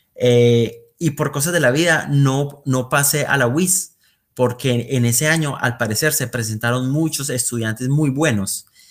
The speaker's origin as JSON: {"language": "Spanish", "town": "Bucaramanga", "region": "Santander", "country": "Colombia", "tie": "born or raised there", "also_born_or_lived": "Aguachica, Cesar, Colombia / Netherlands", "moved": "as an adult", "lives_now": "Eindhoven, Netherlands", "said": "mi familia se ha mudado bastante en Colombia. nosotros nacimos allí en Aguachica, pero luego mi familia se mudó para Bucaramanga de hecho, yo allí estudié eh, bastante tiempo, hasta noveno grado, y de ahí volví a Aguachica por dos años y terminé allí mi bachillerato."}